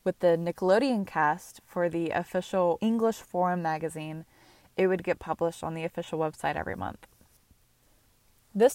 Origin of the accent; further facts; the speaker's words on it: United States; I grew up in America